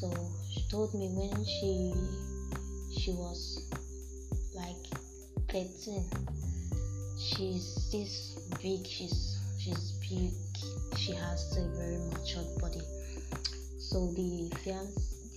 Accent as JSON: {"language": "English", "region": "Akwa Ibom", "country": "Nigeria", "also_born_or_lived": "Lagos", "said": "I'm from Akwa Ibom State, Ikonologu Government Area."}